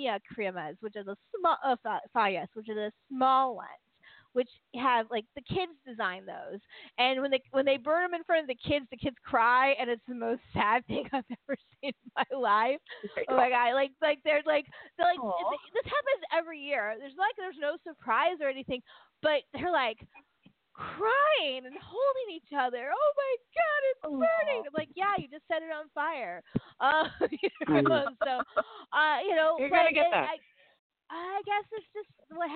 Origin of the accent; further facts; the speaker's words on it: United States; we're Americans